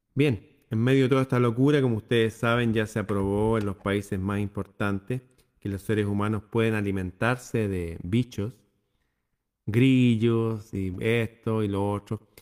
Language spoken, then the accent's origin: Spanish; Chile